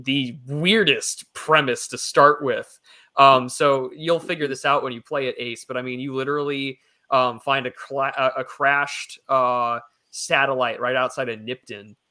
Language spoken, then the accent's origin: English; United States; as an American and as you know, someone with blood and heritage that comes back through the through generations of this country